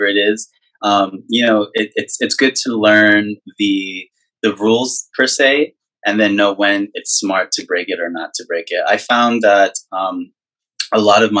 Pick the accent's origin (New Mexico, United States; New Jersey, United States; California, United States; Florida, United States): New Mexico, United States; Albuquerque; moved away as an adult; now in Los Angeles, United States; I'm originally from New Mexico, Albuquerque, New Mexico.